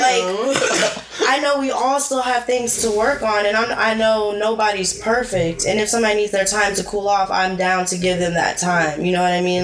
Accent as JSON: {"language": "English", "town": "Arcadia", "region": "Florida", "country": "United States", "tie": "born or raised there", "said": "I was born in Arcadia, Florida"}